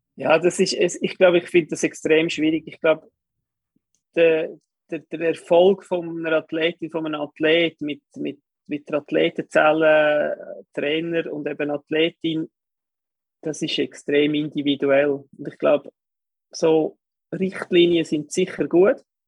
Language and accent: German; Kerns, Obwalden, Switzerland; Ich bin in Obwalden aufgewachsen, in Kerns